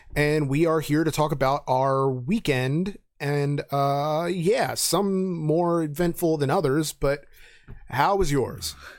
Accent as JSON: {"language": "English", "town": "Reading", "region": "Pennsylvania", "country": "United States", "tie": "born or raised there", "said": "I grew up in Reading."}